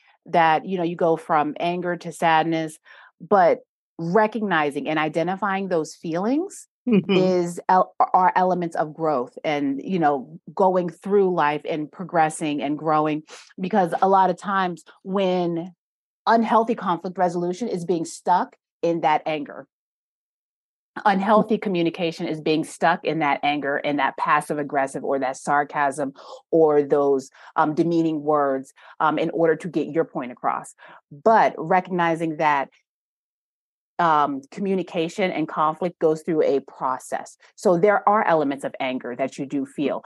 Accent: New York, United States; now in North Carolina, United States; I'm from New York, and the way that when I came down to North Carolina

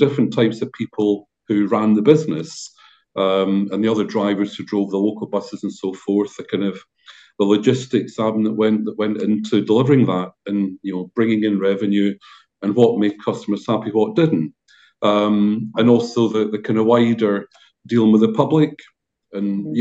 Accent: Dorset, South West England, United Kingdom; now in Scotland, United Kingdom; Although I'm from Scotland originally, I grew up down in Dorset

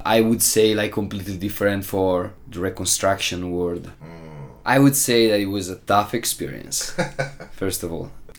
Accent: Italy; English is a second language; moved away as an adult; now in Prague, Czech Republic; Since I'm coming from Italy

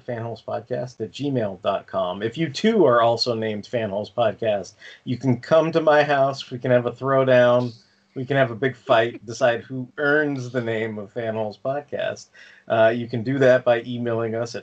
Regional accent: Bay Area, California, United States; also born or lived in Los Angeles; now I live in the Bay Area. But, I mean, I grew up in the Bay Area and I went to college in L.A.

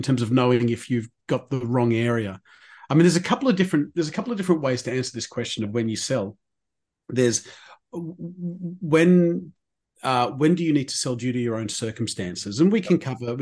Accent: Sydney, New South Wales, Australia; I grew up in Eastwood. That's where I grew up.

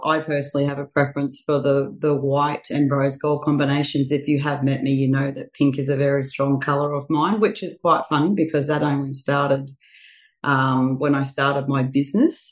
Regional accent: Bundaberg, Queensland, Australia; now in Sunshine Coast, Australia; I'm from Bundaberg originally, but I have been here on the Sunshine Coast just on 20 years this coming January

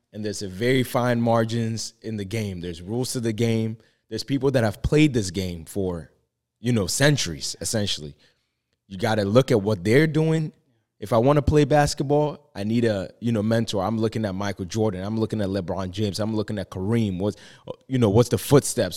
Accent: Ghana; moved away; I was born and raised in Ghana

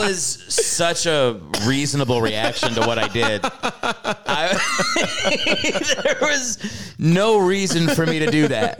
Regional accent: Virginia, United States; also born or lived in Maryland; So yeah, I think I can claim Maryland as like a secondary, but I do feel like I'm more from Virginia.

